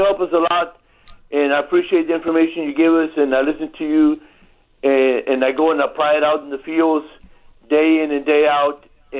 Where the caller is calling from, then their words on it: Pleasanton, Texas, United States; I'm calling from Pleasanton, Texas.